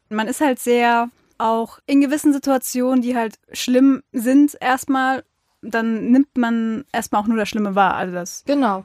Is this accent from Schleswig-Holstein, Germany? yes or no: no; Mainz, Rhineland-Palatinate, Germany; wir Mainzer